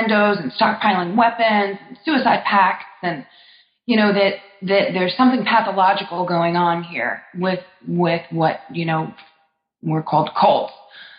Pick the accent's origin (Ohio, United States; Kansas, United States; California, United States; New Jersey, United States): New Jersey, United States; born or raised there